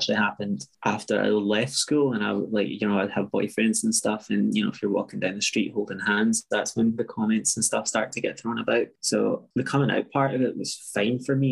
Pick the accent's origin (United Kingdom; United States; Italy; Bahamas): United Kingdom; Scotland; also born or lived in Bolivia; I grew up in Scotland, but I was born in Bolivia.